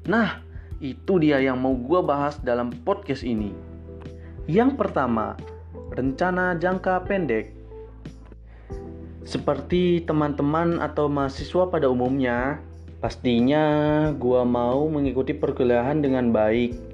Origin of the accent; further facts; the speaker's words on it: Serang, Banten, Indonesia; now in Lampung, Indonesia; harus bisa mandiri karena gua merantau dari Serang ke Lampung.